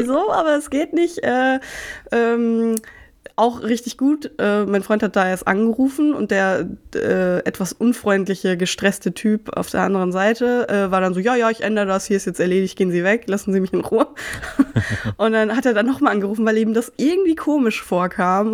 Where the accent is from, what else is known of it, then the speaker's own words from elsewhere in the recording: Marburg, Hesse, Germany; moved away; nach Marburg geschickt, wo ich herkomme